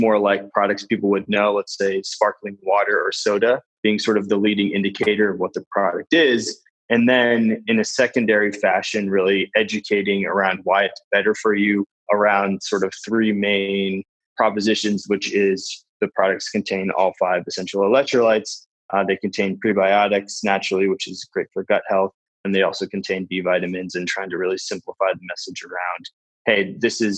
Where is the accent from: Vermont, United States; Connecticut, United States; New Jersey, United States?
Vermont, United States; we're both from Vermont